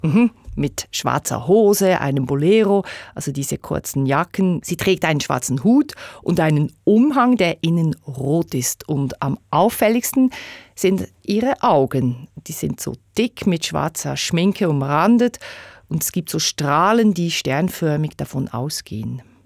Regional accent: Bern, Switzerland; Ich komme aus Bern.

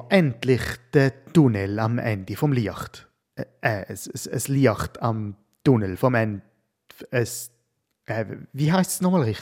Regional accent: Switzerland; Und obwohl wir die Pandemie als Schweizer zwar die meiste Zeit in der VIP-Loge haben können verbringen, just relaxing in the Swiss Alps.

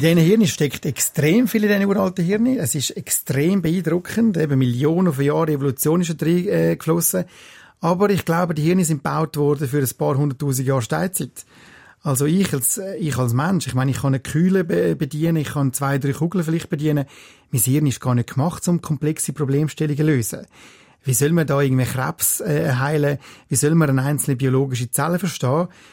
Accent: Switzerland; also born or lived in United States; Wir in der Schweiz

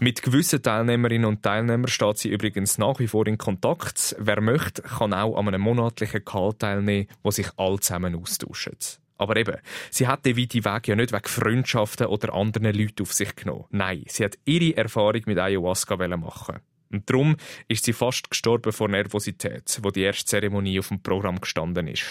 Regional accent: Switzerland; bei uns in der Schweiz

